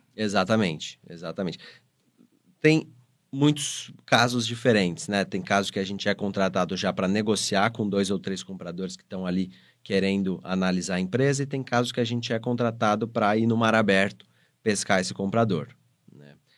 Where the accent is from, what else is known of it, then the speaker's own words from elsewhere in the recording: interior of São Paulo, Brazil; sou do interior de São Paulo. Nasci em São Paulo, cresci no interior e voltei para São Paulo para estudar.